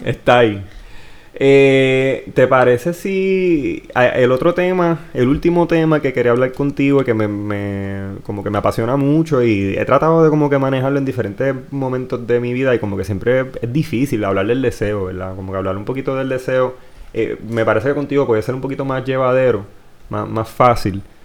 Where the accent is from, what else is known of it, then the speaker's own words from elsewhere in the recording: Villalba, Puerto Rico; aunque yo no soy de Ponce, soy de Villalba